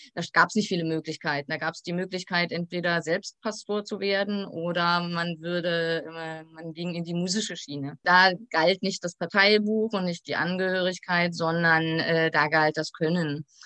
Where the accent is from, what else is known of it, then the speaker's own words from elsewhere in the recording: Berlin, Germany; also born or lived in Greifswald; now in Sundhagen, Germany; bin ich eigentlich in Ostberlin aufgewachsen